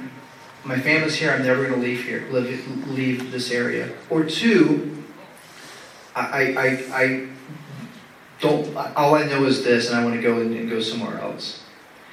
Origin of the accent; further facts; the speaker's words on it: East Coast, United States; moved away as an adult; also born or lived in Kansas; now in Rio Grande Valley, Texas, United States; I grew up on the East Coast